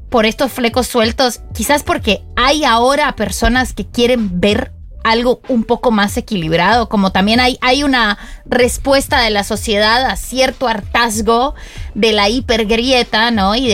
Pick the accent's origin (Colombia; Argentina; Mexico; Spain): Argentina; yo no soy, no, soy argentina, mi, conversión de la argentinidad